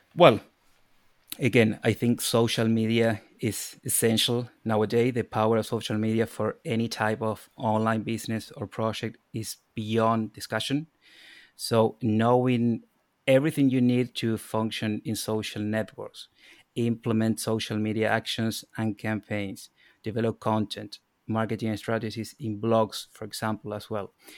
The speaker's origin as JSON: {"language": "English", "country": "Argentina", "also_born_or_lived": "Ireland", "moved": "as an adult", "lives_now": "Dublin, Ireland", "said": "I'm from Argentina."}